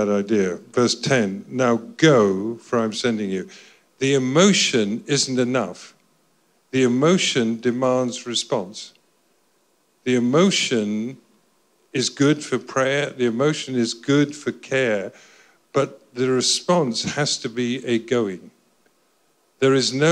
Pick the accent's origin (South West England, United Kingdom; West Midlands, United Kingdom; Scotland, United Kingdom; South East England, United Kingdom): Scotland, United Kingdom; I'm Scottish